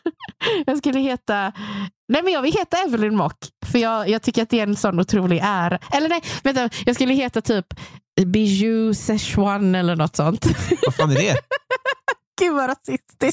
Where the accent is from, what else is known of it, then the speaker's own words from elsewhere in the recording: Gothenburg, Västra Götaland, Sweden; accent: göteborgska; jag har fortfarande min göteborgska